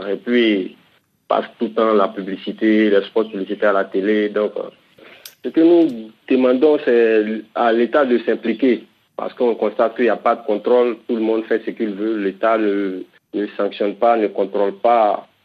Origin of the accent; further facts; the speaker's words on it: Bouaké, Vallée du Bandama, Côte d’Ivoire; Chez nous, à Côte d'Ivoire, précisément à Boaké, vraiment très compliqué.